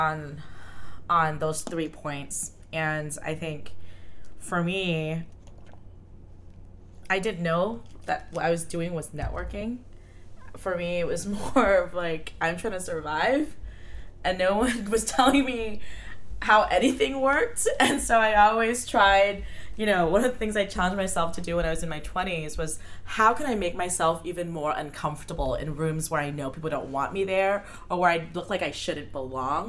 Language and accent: English; Bellevue, Washington, United States; when I was growing up in Bellevue, there was Youth Eastside Services.